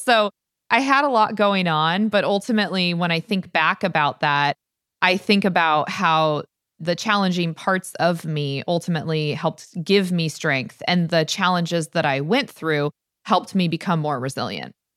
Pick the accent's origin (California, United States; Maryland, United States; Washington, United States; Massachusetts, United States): Washington, United States; Stanwood; growing up when Stanwood was magical, I love the fact that I grew up without cable or internet